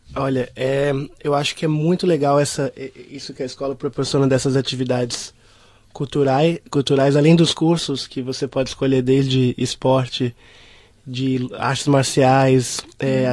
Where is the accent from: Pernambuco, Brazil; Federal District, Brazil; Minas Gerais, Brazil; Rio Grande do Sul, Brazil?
Federal District, Brazil; Brasília; sou brasileiro 100%. Né? é, eu, eu, vim de Brasília, capital do Brasil